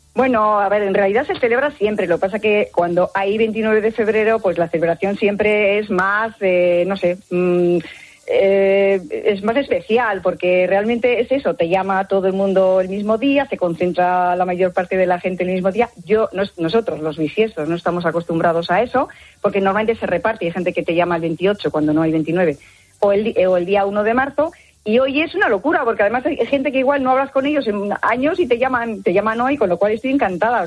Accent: Bilbao, Basque Country, Spain; yo soy de Bilbao

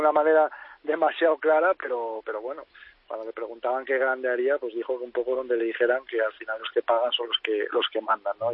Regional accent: Cangas del Narcea, Asturias, Spain; en Canas de Narcea, en mi pueblo natal, en Asturias

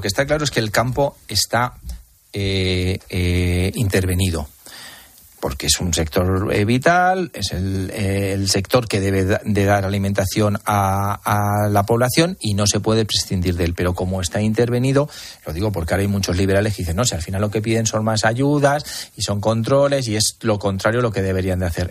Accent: Almansa, Castilla-La Mancha, Spain; los que somos de Almansa

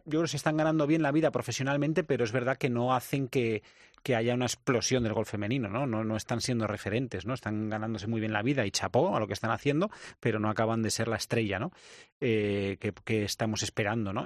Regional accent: Spain; nosotros somos españoles

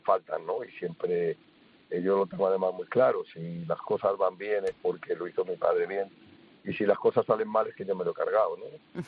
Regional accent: Spain; somos los españoles

